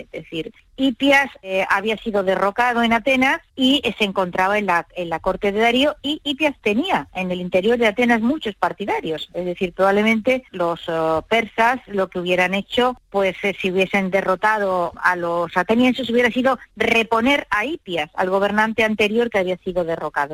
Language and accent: Spanish; El Borge, Andalusia, Spain; la gente de mi pueblo